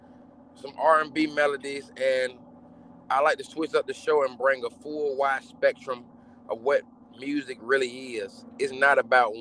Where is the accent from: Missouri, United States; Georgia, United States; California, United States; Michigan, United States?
Georgia, United States; Atlanta; I'm from Bankhead